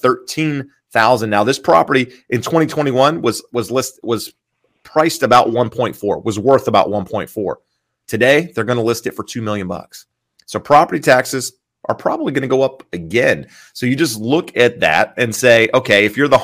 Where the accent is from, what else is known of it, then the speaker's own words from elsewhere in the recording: California, United States; being a Californian and seeing how my property taxes have gone up in 10 years